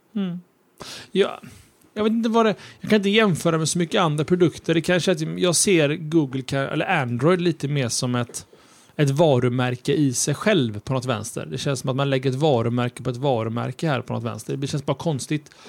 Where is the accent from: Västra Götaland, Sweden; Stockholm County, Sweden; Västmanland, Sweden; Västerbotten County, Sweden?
Västra Götaland, Sweden; Gothenburg; Vi är från Göteborg